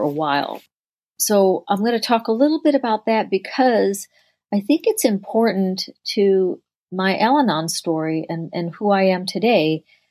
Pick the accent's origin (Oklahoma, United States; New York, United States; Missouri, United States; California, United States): New York, United States; Rochester; I grew up in Rochester, New York, which is upstate New York